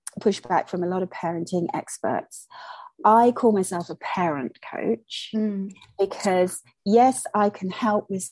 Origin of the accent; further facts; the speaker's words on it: Malaysia; now in United Kingdom; I was born and brought up in Malaysia.